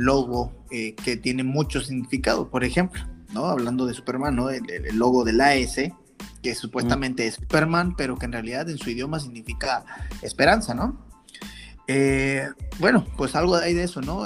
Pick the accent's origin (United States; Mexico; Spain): Mexico; Somos mexicanos